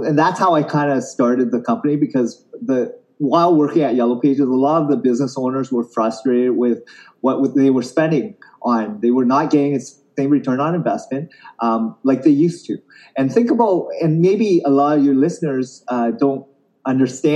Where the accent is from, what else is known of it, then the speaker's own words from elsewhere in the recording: Canada; I grew up in Canada